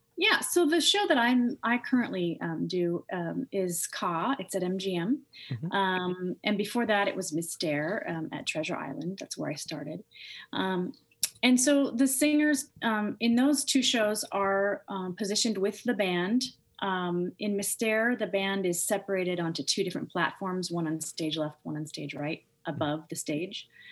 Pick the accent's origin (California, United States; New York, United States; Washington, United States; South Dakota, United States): Washington, United States; Seattle; also born or lived in Missoula, Montana; So I grew up in Seattle, Washington. Um, originally, I was born in Missoula, Montana, um, and then I moved to Seattle. I think at the age of three or four